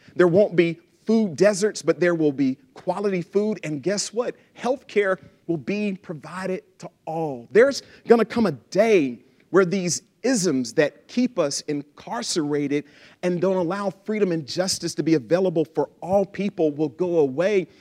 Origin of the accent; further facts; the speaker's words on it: Lufkin, Texas, United States; I grew up in Texas. I'm a Texan.